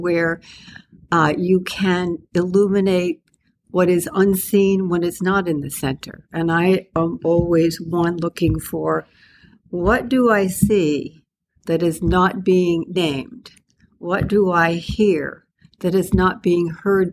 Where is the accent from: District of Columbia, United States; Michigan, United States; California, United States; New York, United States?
New York, United States; East Meadow; also born or lived in Bronx, New York; I grew up in the Bronx and we moved to Long Island, as many families in New York did